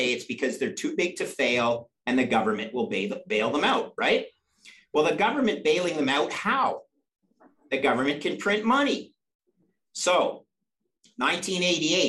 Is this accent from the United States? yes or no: no; Canada; I'm a Canadian, but I went down for a two-year MBA at Cornell